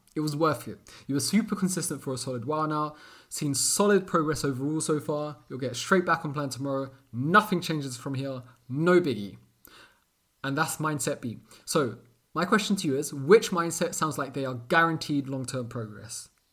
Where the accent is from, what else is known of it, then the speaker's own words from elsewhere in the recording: London, United Kingdom; born and raised in London, England, Portuguese parents